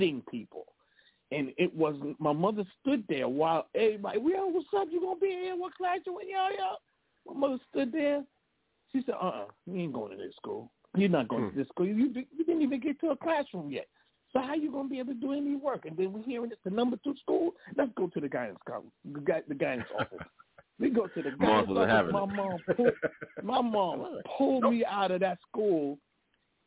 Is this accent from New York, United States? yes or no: yes; New York City, New York, United States; we're from Jamaica